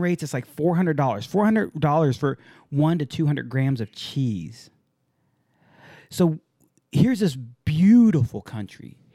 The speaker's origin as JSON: {"language": "English", "town": "San Diego", "region": "California", "country": "United States", "tie": "born or raised there", "said": "I grew up in San Diego"}